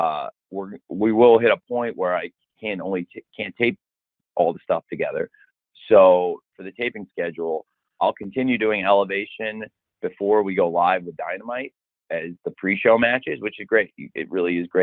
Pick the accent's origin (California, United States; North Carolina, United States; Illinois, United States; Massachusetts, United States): Illinois, United States; moved away; also born or lived in Florida; I'm back home where I grew up in Illinois this week, but I also have lived in Florida and that's home to me too